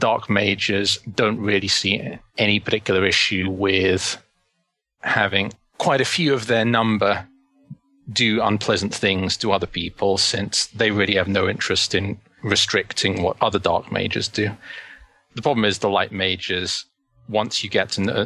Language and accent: English; London, United Kingdom; I grew up in London and spent pretty much all of my childhood there.